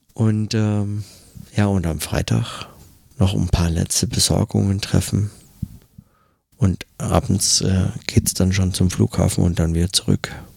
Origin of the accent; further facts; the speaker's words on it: Germany; now in New York, United States; bei uns in Deutschland